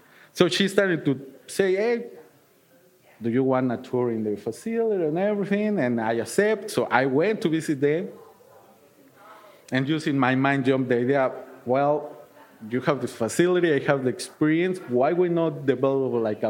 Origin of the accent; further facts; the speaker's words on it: Mexico City, Mexico; English is a second language; now in Milwaukee, United States; So, and then, like, I came from Mexico City. It was like, I will not be in a big, big city. I live in Milwaukee, but the same, no?